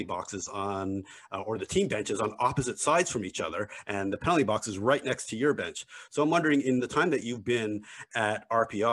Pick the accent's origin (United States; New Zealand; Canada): Canada; Montreal, Quebec; I grew up in Montreal